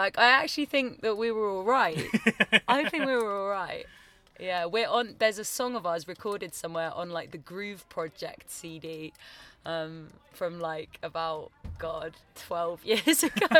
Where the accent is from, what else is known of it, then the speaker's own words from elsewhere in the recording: Wotton-under-Edge, South West England, United Kingdom; moved away as an adult; also born or lived in Bristol; now in London, United Kingdom; me and Joe, the guitarist, we're from Wootton-under-Edge